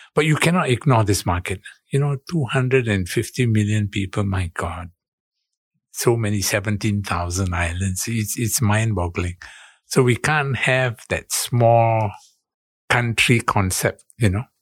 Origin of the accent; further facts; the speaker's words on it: Singapore; moved away as an adult; now in Jakarta, Indonesia; I'm Singaporean